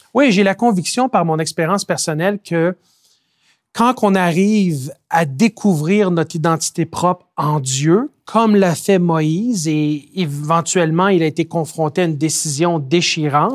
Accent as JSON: {"language": "French", "region": "Quebec", "country": "Canada", "tie": "born or raised there", "said": "je suis né et j'ai grandi au Québec"}